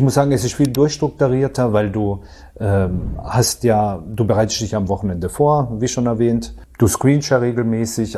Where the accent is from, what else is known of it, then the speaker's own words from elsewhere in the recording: Karlsruhe, Baden-Württemberg, Germany; Ich komme aus dem Badischen, also Raum Karlsruhe, da komme ich her.